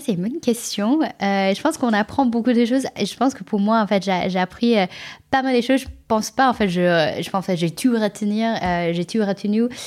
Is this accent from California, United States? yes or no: yes; California, United States; French is a second language; moved away as an adult; also born or lived in China; now in France; je suis née en Chine, euh, j'ai grandi euh, aux États-Unis, en Californie